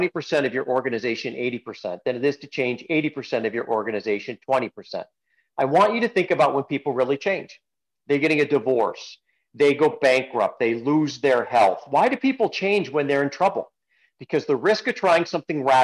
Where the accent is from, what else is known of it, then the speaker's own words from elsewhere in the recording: Kalamazoo, Michigan, United States; I grew up in Kalamazoo.